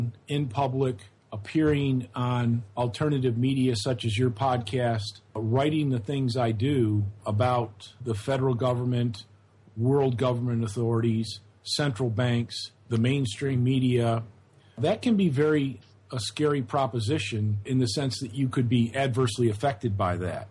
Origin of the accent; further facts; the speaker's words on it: Geneva, New York, United States; moved away as an adult; now in Auburn, United States; I was born in America. My relatives emigrated from Ireland after the famine in the 1880s. And so I'm, a fourth generation Irish American, and originally grew up in upstate New York in a town called Geneva, New York